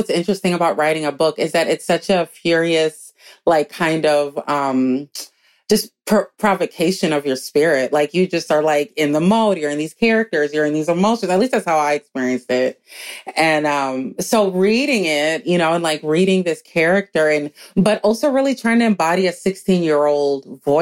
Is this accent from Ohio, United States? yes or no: no; Minneapolis, Minnesota, United States; also born or lived in New York City; a, Black girl growing up in Minneapolis